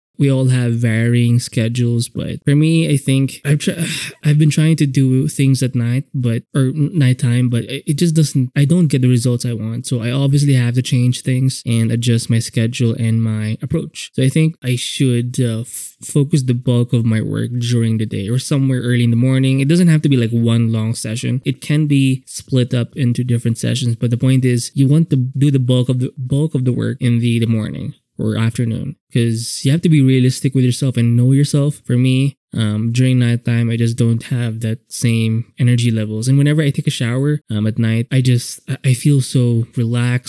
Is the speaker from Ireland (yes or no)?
no; Philippines; I'm Filipino, so we have pancit canton